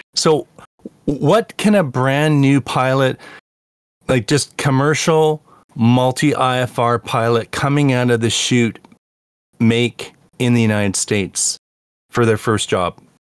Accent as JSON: {"language": "English", "country": "Canada", "said": "I'm from Canada"}